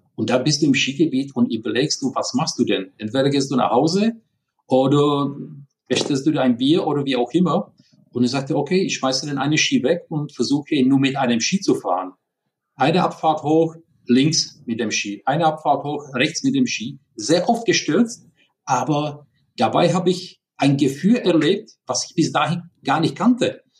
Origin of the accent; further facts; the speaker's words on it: Prague, Czechia; German is a second language; now in Germany; Wie man hört, ich bin kein Deutscher, sondern ich bin in Prag geboren. Deswegen Entschuldigung für diese ja, leichte, starke Akzent